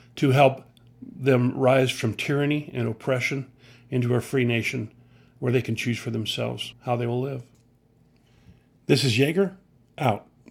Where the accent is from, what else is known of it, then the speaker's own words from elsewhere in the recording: United States; I'm an American veteran who loves my country